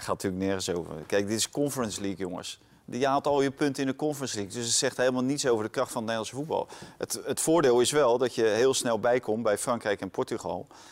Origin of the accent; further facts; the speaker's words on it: Netherlands; wij denken als Nederlanders